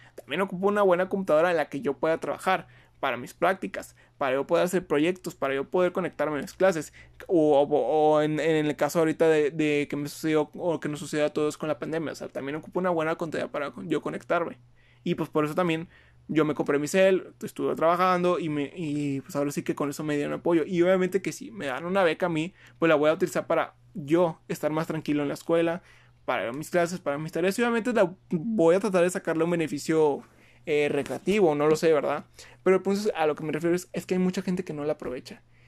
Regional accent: Mexico

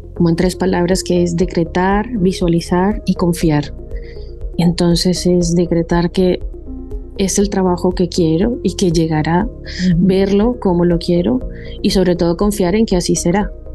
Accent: Colombia; moved away as an adult; also born or lived in Don Benito, Extremadura, Spain; now in Spain; yo soy colombiana y hice allí medicina, el pregrado

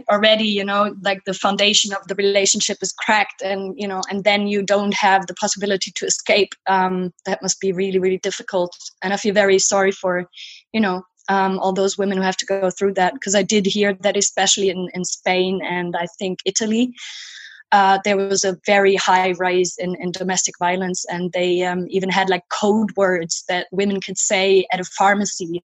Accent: Cologne, North Rhine-Westphalia, Germany; now in Berlin, Germany; I was born in Cologne

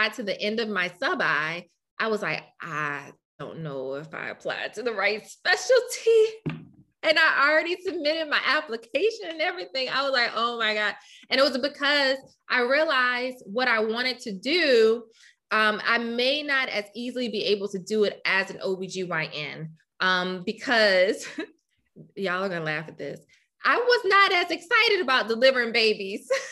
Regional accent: Louisiana, United States; moved away as an adult; now in Rochester, United States; I'm from Louisiana

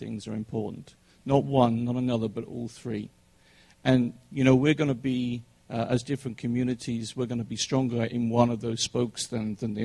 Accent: England, United Kingdom; now in United States; I'm English

